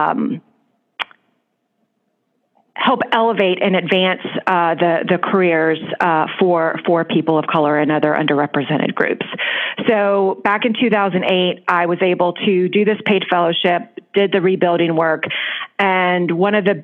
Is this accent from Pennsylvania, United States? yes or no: no; right outside of New Orleans, Louisiana, United States; moved away as an adult; also born or lived in Washington, D.C.; now in New York City, United States; I was born in right outside of New Orleans in Louisiana